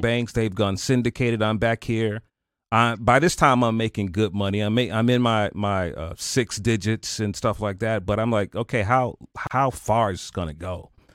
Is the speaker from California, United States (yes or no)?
no; Chicago, Illinois, United States; born or raised there; moved away